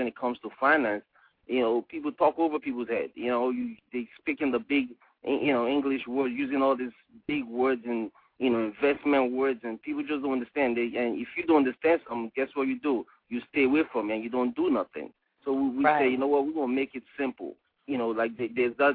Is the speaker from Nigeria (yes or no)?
yes; Nigeria; moved away as an adult; I'm from West Africa, Nigeria, and, you know, left Africa when I was 18 years old